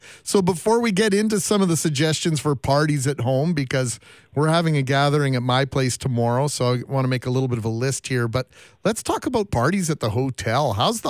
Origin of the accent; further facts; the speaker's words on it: Canada; It's as Canadian a sentiment, I think, as you'll find. I think that sums up Canada and the way many of us look at life here.